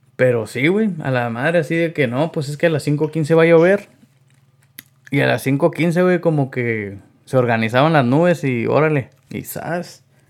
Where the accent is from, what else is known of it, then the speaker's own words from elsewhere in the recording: Yuma, Arizona, United States; somos de aquí de Yuma, Arizona